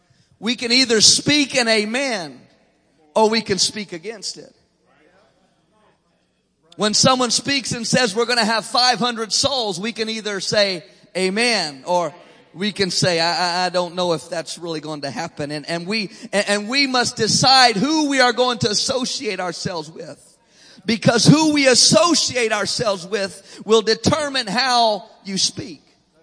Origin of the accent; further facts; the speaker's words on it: Illinois, United States; accent: southern; also born or lived in Maryland; I was born in Illinois. I lived here a few years in Maryland. But my family, my mother is from Mississippi. My dad grew up in Alabama. And so they tell me that I speak with a southern accent.